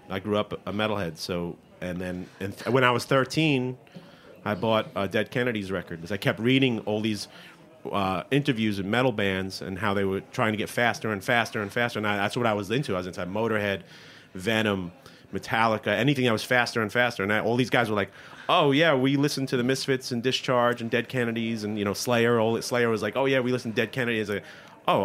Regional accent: New York City, New York, United States; I am originally from where our next guest, Mike McPadden, is

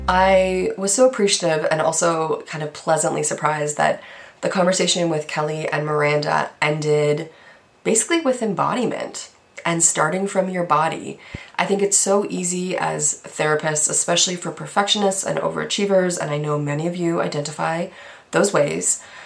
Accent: Canada; I'm Canadian

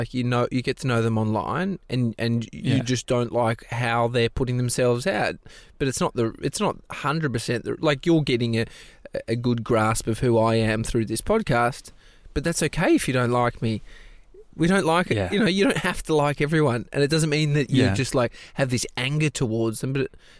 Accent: Australia; I say Stan because we're Australian.

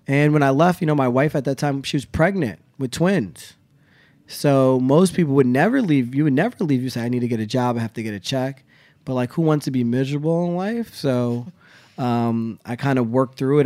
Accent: the Poconos, Pennsylvania, United States; moved away; I grew up in the Poconos.

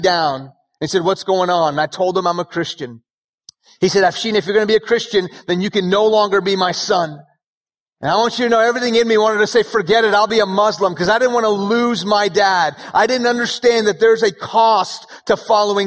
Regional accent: Houston, Texas, United States; first language Persian; English is a second language; also born or lived in Iran / Dallas / Frisco; I was born in Houston

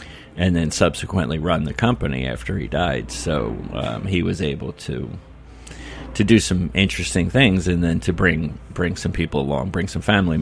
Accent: Philadelphia, Pennsylvania, United States; also born or lived in Rhode Island; now in New York City, United States; I grew up in Philadelphia and also in Rhode Island

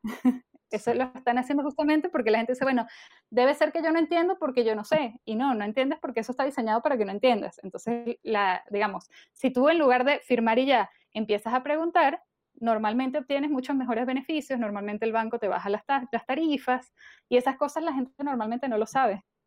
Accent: Venezuela; moved away as an adult; now in Chile; yo nací en Venezuela y yo me vine a vivir a Chile hace, bueno, en el 2014, o sea, ya casi ocho años.

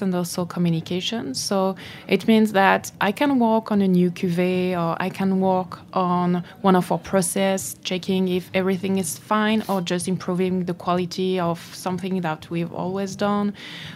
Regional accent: Champagne region, Grand Est, France; English is a second language; I was born and I grew up in the Champagne region

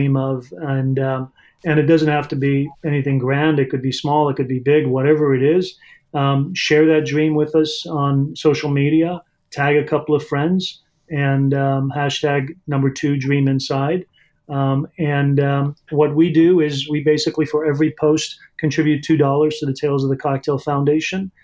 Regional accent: Southern California, United States; moved away as an adult; also born or lived in Iran / Arizona / New York / Chicago; now in Louisville, United States; I was born in Iran and grew up in Southern California

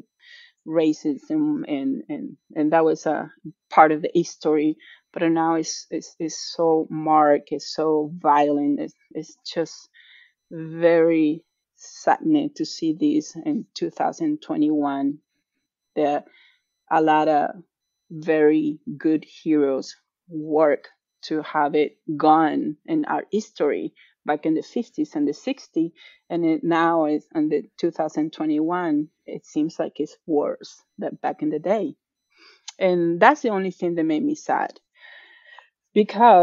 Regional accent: Venezuela; moved away as an adult; now in Atlanta, United States; being Venezuelan and living the problems that Venezuela has

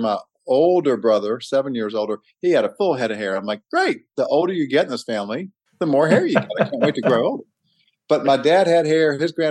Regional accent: Atlanta, Georgia, United States; I grew up in Atlanta and went to schools there

